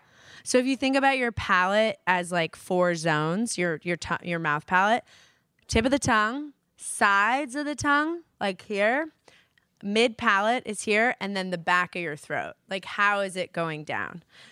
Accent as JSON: {"language": "English", "region": "New York", "country": "United States", "tie": "born or raised there", "said": "East Coast, guys. I grew up in New York."}